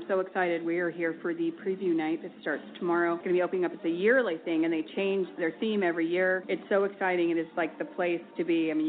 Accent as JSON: {"language": "English", "town": "Newport Beach", "region": "California", "country": "United States", "tie": "born or raised there", "said": "I was born and raised in Newport Beach"}